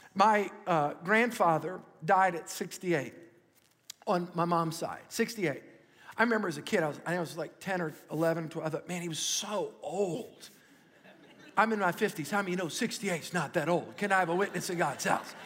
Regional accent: Metairie, Louisiana, United States; I grew up in Metairie

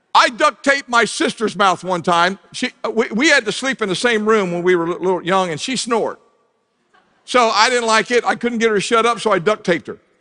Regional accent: Southern Ohio, United States; moved away; I grew up in Southern Ohio

